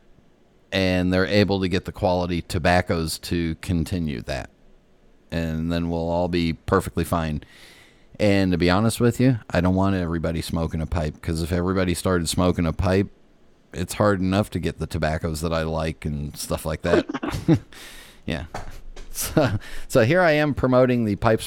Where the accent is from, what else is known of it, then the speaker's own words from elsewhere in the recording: West Coast, United States; I grew up on the West Coast